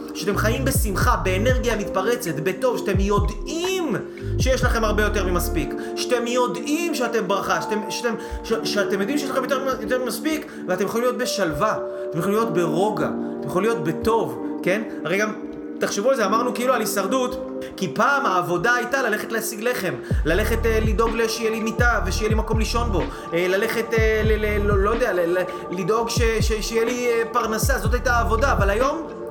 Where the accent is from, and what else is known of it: Israel